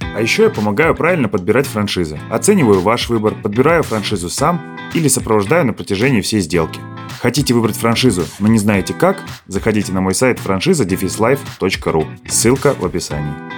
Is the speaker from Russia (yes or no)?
yes; Smolensk Oblast, Russia; наша область, Смоленская, собственно, откуда я родом